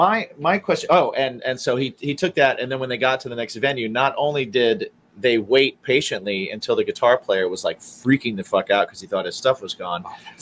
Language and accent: English; Midwest, United States; now in New York, United States; because I'm not from New York. I moved here from the Midwest.